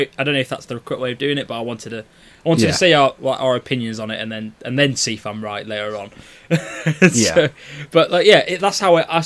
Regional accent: United Kingdom; I'm British

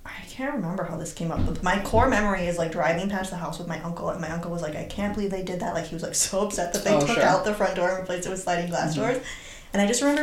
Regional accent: Michigan, United States; I grew up in Michigan, where it's more fun

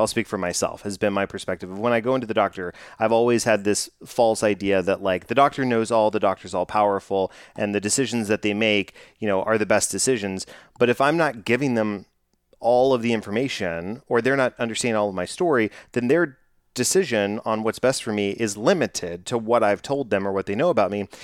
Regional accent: Texas, United States; growing up in Texas

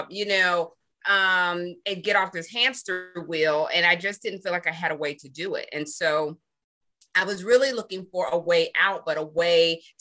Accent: Pittsburgh, Pennsylvania, United States; now in Atlanta, United States; I hail from Pittsburgh, Pennsylvania, but I've lived in Atlanta, Georgia for a very, very long time.

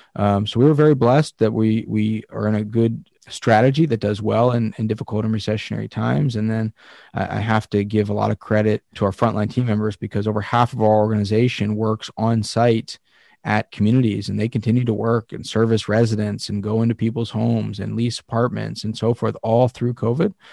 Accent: Pennsylvania, United States; Pennsylvania is, is where, my home state

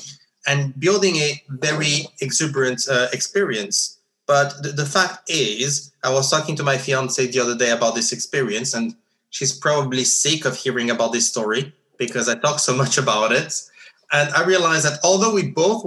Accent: Geneva, Switzerland; growing up in Geneva

